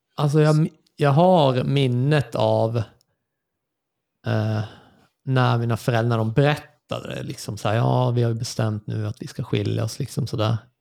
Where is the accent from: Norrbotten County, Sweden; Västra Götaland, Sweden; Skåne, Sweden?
Norrbotten County, Sweden; Luleå; also born or lived in Lund, Sweden; Flyttade upp här när jag var fem. Så det var väl då vad blir det då. 88, född 83. Och sen bodde vi här eh, kring på Mjölkudden